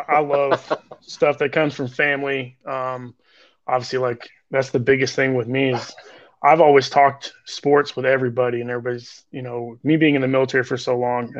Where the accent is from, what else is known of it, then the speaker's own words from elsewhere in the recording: the South, United States; accent: twang; I'm from the South. I get that twang.